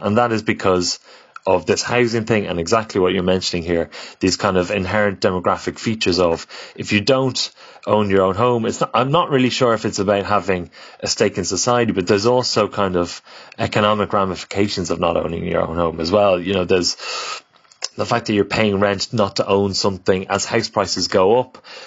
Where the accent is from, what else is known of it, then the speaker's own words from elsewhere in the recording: Ireland; as Irish people, we've always, uh, emigrated